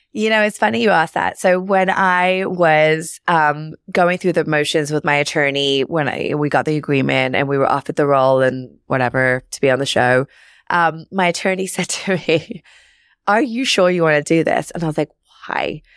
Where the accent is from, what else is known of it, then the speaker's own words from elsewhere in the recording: London, United Kingdom; moved away as an adult; now in New York, United States; I grew up in London, uh, on the, in the suburbs.